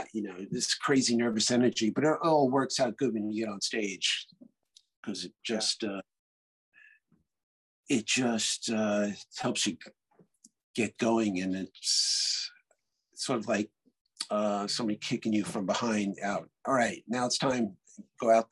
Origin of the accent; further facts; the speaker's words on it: New York City, New York, United States; I'm from Brooklyn